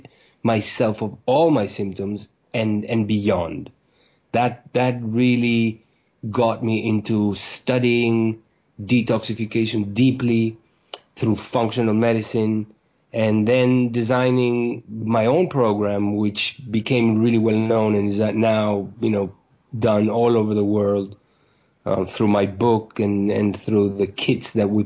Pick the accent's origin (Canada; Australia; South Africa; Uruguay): Uruguay; moved away as an adult; also born or lived in New York, United States; I was born in Uruguay in South America, where I went to medical school.